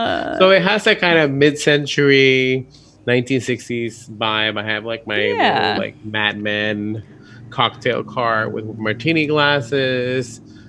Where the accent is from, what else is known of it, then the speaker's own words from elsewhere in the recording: San Juan, Puerto Rico; accent: Puerto Rico; I am from San Juan, Puerto Rico.